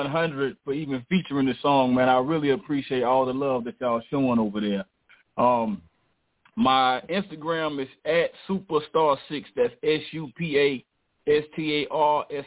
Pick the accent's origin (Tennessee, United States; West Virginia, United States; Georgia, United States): Georgia, United States; Thomasville; now in Atlanta, United States; I'm from Thomasville, Georgia, but I'm in Atlanta right now.